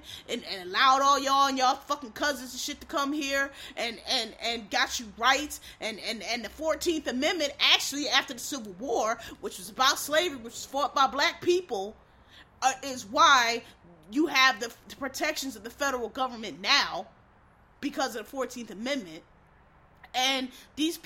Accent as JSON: {"language": "English", "region": "Northeast", "country": "United States", "said": "I'm from the Northeast"}